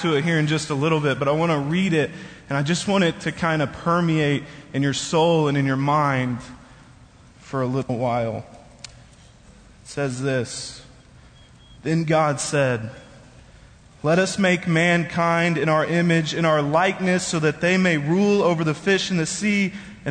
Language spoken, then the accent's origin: English; Bethany, Oklahoma, United States; I grew up in this church. I was going to this church since before I was even born.